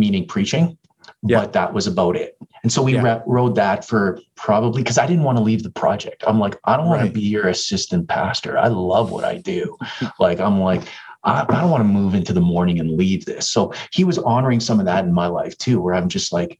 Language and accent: English; Toronto, Ontario, Canada; moved away as an adult; now in Edmonton, Canada; I'm from Toronto area